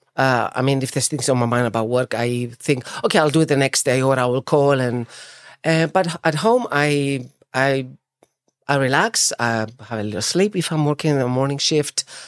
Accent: Famagusta, Famagusta District, Cyprus; also born or lived in Deryneia / Nicosia; I was born in Famagusta, actually, in nineteen seventy, so there's my age.

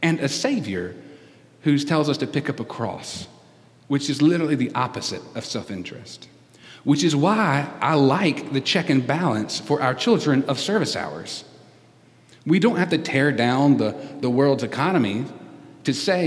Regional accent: United States; I love being an American

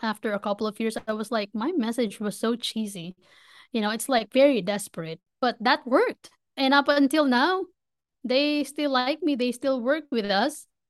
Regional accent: Manila, Metro Manila, Philippines; moved away as an adult; now in United States; I was born and raised in Manila, Philippines. I moved from the Philippines to the States just about three and a half years ago

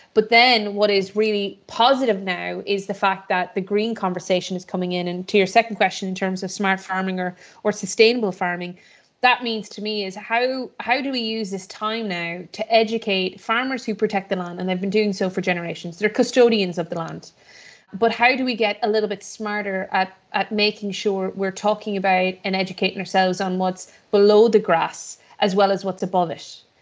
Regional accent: Shrule, Connacht, Ireland; also born or lived in Boston, Massachusetts, United States; I was born in Boston, Massachusetts, on the east coast of America. And then, uh, I was born to Irish parents who always, uh, pictured and wanted their children to grow up in, uh, rural Ireland like they did. Um, and for me, when I was seven, my parents, uh, shipped us and moved us, uh, home. uh, to a small little village called Shrewl, which is on the border between Mayo and Galway

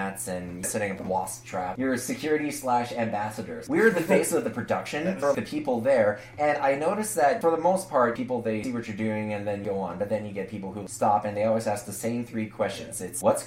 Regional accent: Mossbank, Saskatchewan, Canada; moved away; I'm from Moss Bank, Saskatchewan. It's not a small town until you can literally stand in the middle of the road of Main Street

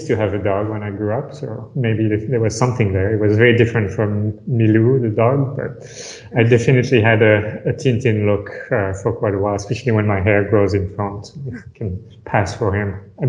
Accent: France; English is a second language; So I came from France. I'm a pure product of the French system, I would say. Grew up in France, moved around a lot.

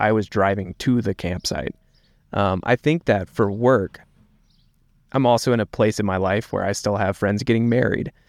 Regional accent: East Tennessee, United States; moved away as an adult; also born or lived in South Carolina / North Carolina / Virginia; now in Montana, United States; I grew up in East Tennessee, uh, went to school in South Carolina

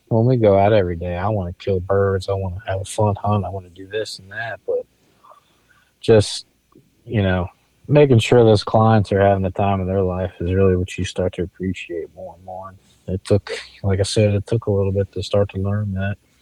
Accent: Eastern Shore, Maryland, United States; I grew up on the Eastern Shore, I mean Maryland

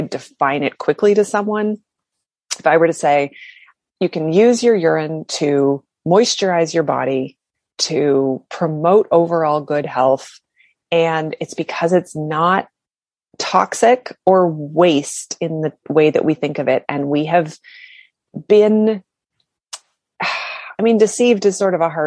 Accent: Canada; I'm from Canada

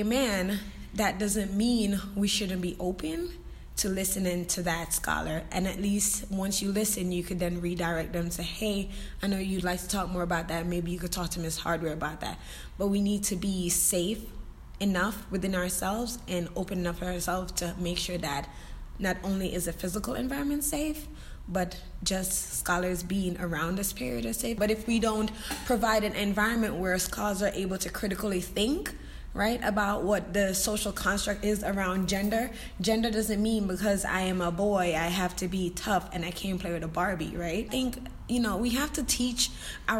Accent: Jamaica; I'm Jamaican, and in my culture, that's taboo.

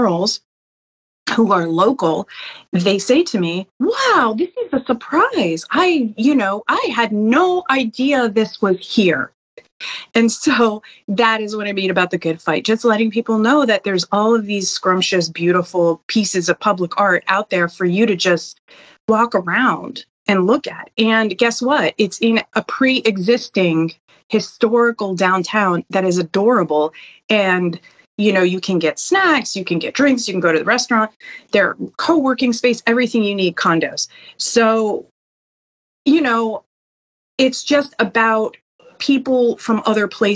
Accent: Hollywood, Florida, United States; also born or lived in Dania Beach; I'm born and raised in Hollywood. I've lived in Hollywood pretty much my whole life

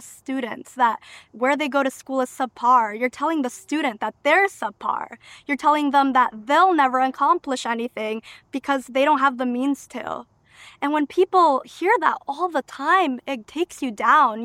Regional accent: Waterbury, Connecticut, United States; first language Albanian; English is a second language; also born or lived in Albania; I consider Waterbury my hometown 'cause I lived here since the age of two

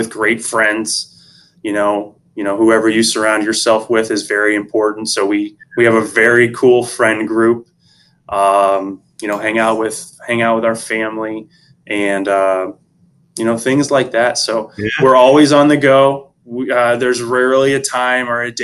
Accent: St. Louis, Missouri, United States; now in Florida, United States; I'm originally from the Midwest in St. Louis

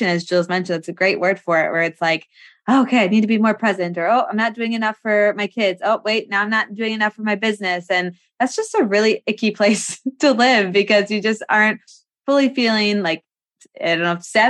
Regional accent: Wisconsin, United States; we're from Wisconsin.

